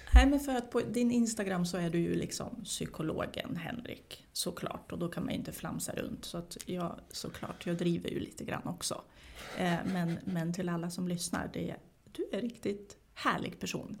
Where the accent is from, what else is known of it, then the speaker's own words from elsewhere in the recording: Sweden; also born or lived in former Yugoslavia; jag är ju inte svensk, eh, men jag har ju vuxit upp här